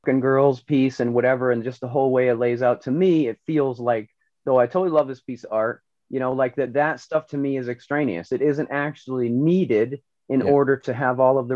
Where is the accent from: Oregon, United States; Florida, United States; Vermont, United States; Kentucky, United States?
Vermont, United States; Northeast Kingdom; I grew up in the Northeast Kingdom